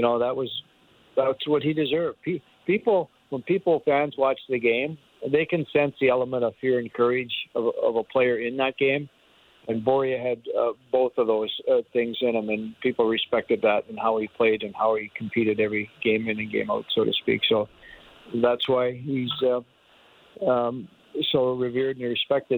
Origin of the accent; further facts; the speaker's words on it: Canada; as a Canadian